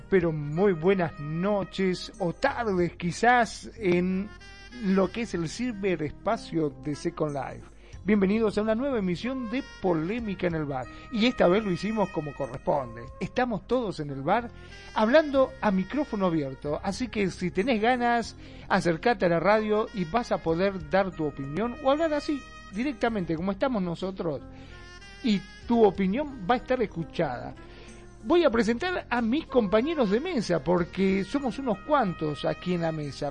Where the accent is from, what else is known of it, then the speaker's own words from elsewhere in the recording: Argentina; el argentino se caracteriza mucho este, donde hablamos automáticamente